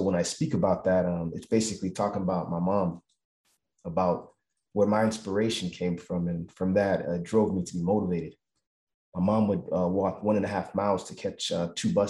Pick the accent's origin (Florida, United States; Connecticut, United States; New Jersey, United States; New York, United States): Florida, United States; Miami; I grew up in Miami, Florida